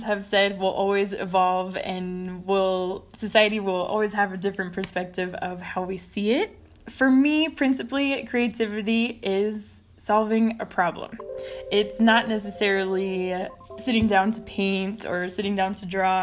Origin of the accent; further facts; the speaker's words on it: Texas, United States; I was born in Texas to a Mexican-American family. My grandma was born in Ciudad Juarez, and because I grew up on the other side of the border